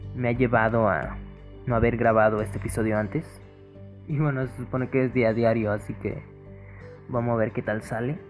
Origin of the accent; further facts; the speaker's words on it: Guadalajara, Jalisco, Mexico; yo soy de GDL, GDL, GDL, Jalisco.